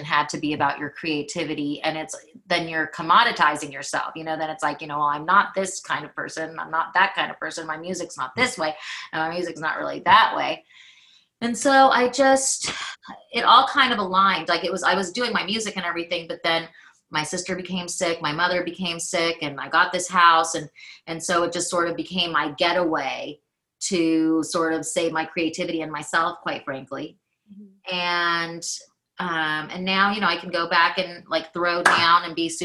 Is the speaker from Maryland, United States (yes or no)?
no; Los Angeles, California, United States; I am from Los Angeles